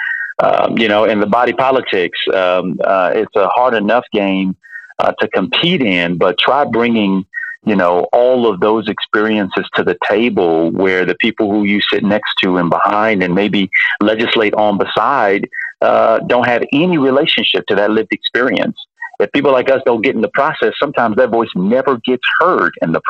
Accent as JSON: {"language": "English", "town": "Miami", "region": "Florida", "country": "United States", "tie": "born or raised there", "said": "having grown up in a working class household, I was born in Miami. My mother drove the Miami-Dade school bus"}